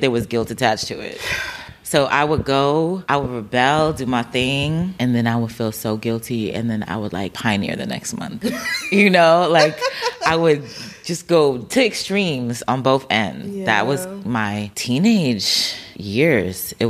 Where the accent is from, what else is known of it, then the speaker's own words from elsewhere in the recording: New Jersey, United States; also born or lived in Brooklyn, New York; I had a bigger family around me until I was 9, and then we moved from Brooklyn to Jersey.